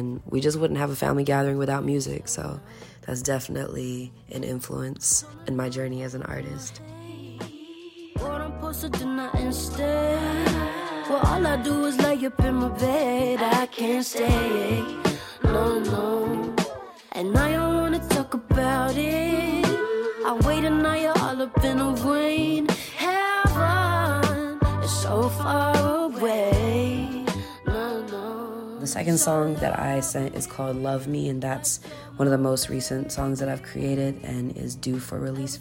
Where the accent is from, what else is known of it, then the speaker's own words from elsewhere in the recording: Atlanta, Georgia, United States; also born or lived in India; I was originally born in India, but I moved here at the age of 7 years old. I call Atlanta my home. It's because I've grown up here.